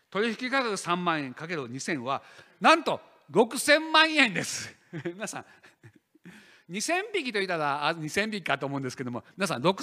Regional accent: Shiga, Japan; also born or lived in Moriyama; 私はねあの滋賀県の生まれですけれども森山に住んでおりまして

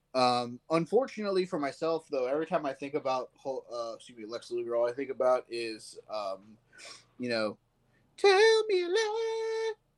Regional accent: Virginia, United States; I grew up in Virginia

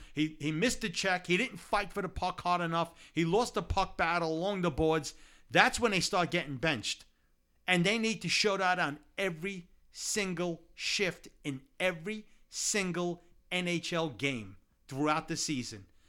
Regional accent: Brooklyn, New York, United States; Growing up in Brooklyn. Growing up in Brooklyn, back in, in the, in the, in the eighty, uh, late seventies, early eighties

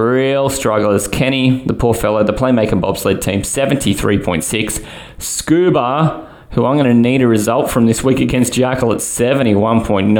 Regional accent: Australia; being Aussie

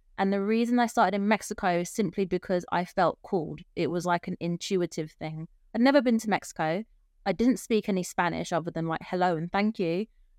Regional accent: London, United Kingdom; moved away as an adult; I am originally from London. That's where I was born. And I spent the first 33 years of my life in and around the UK

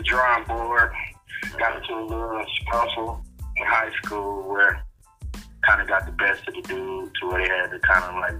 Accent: Detroit, Michigan, United States; As you know, man, I grew up in Detroit on the east side.

